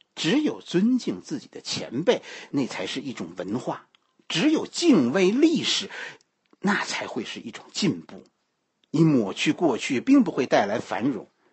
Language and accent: Chinese; Beijing, China; 我们北京人